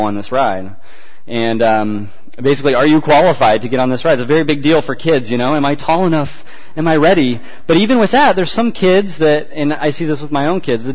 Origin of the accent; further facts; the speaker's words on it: Central Valley, California, United States; moved away; Where I grew up in the Central Valley